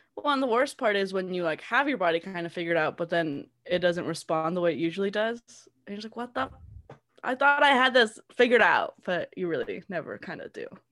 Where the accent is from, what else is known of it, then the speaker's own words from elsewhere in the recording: Southern California, United States; I grew up in Southern California my whole life